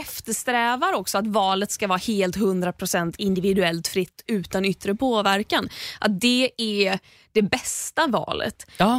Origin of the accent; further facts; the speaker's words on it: Sweden; vi är uppvuxna i Sverige